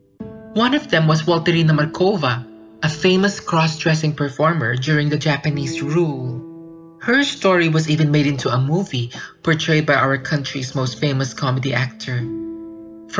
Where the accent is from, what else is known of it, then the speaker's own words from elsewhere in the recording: Philippines; I grew up in the Philippines